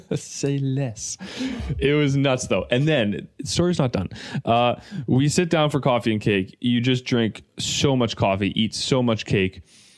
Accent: Germany; My hometown is Germany, yeah.

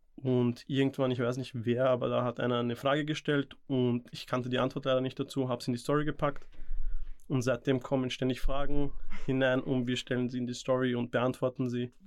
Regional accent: Vienna, Austria; also born or lived in India; ich bin in Indien geboren, bin aus Namaskar und mit circa vier, fünf bin ich hierher gezogen

